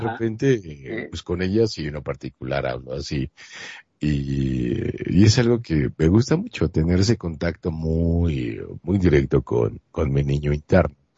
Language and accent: Spanish; Monterrey, Nuevo León, Mexico; yo soy de Monterrey, Nuevo León, México